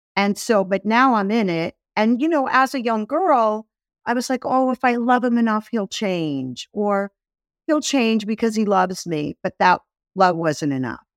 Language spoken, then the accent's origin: English; New York City, New York, United States; I grew up in Brooklyn